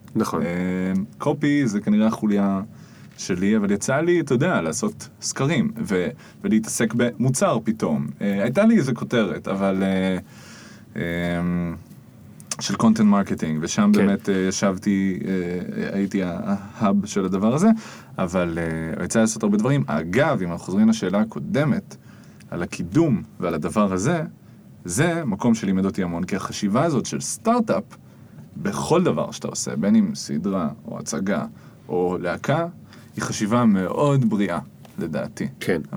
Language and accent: Hebrew; Jerusalem, Jerusalem District, Israel; נולדתי וגדלתי בירושלים. דור תשיעי בעיר מכל כיוון.